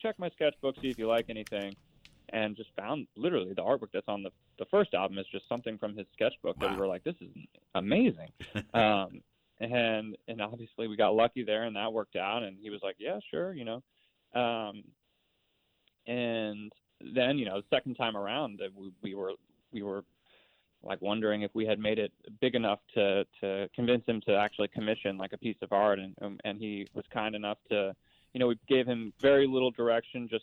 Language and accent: English; Philadelphia, Pennsylvania, United States; I grew up in Philadelphia